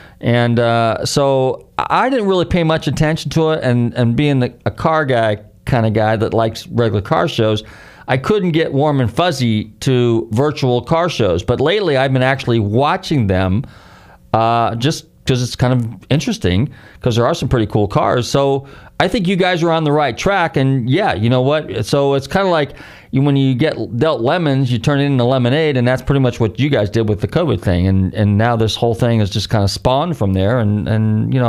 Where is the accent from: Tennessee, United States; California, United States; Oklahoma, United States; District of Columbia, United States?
California, United States; I used to go there vacation because I'm originally from Marin County. So my parents, and they were in the motel business, so we would go up and down the coast all the time